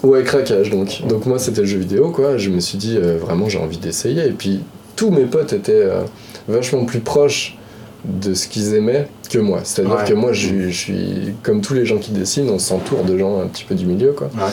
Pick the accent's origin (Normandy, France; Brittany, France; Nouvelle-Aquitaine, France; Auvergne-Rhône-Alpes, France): Auvergne-Rhône-Alpes, France; Lyon; je suis originaire de Lyon